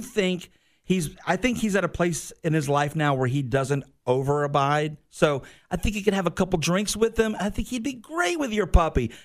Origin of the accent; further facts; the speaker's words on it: Sandersville, Georgia, United States; moved away; I'm from Sandersville